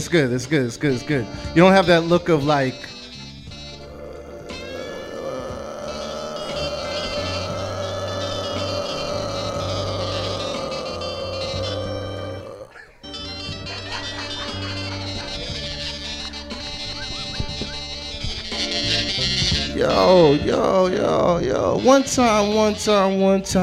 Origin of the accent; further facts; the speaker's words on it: Mississauga, Ontario, Canada; now in Winnipeg, Canada; I grew up in good old Mississauga, Ontario, Cooksville to be specific